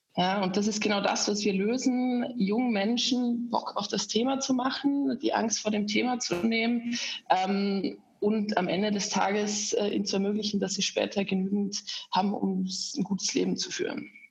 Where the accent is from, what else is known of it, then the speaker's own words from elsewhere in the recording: Austria; accent: rolling R; moved away as an adult; now in Germany; Ich bin eigentlich Österreicherin. Das hört man so ein bisschen an meinem rollenden R, dass ich nie so wirklich losgeworden bin.